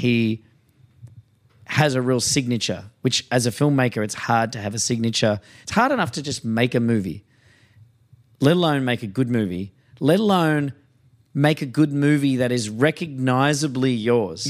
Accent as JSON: {"language": "English", "country": "Australia", "said": "as an Australian"}